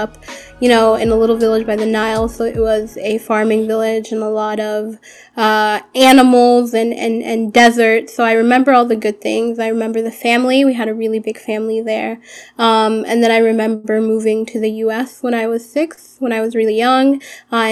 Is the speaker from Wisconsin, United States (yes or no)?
yes; Madison, Wisconsin, United States; first language Arabic; English is a second language; also born or lived in Sudan; we grew up in and around Madison